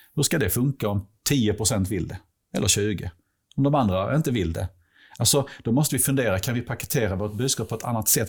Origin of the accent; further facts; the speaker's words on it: Helsingborg, Skåne, Sweden; jag är typ 50, jag är från Helsingborg